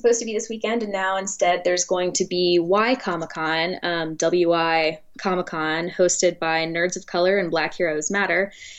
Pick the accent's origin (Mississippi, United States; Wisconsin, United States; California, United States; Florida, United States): Mississippi, United States; also born or lived in Los Angeles; I'd been very insulated growing up in Mississippi, because I came from like a school that was predominantly Black and a community that was predominantly Black.